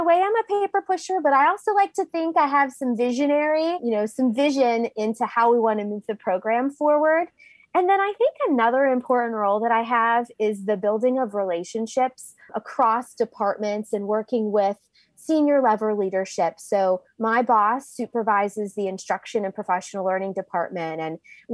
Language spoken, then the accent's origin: English; Pennsylvania, United States; moved away as an adult; also born or lived in West Virginia / Virginia; I grew up in Pennsylvania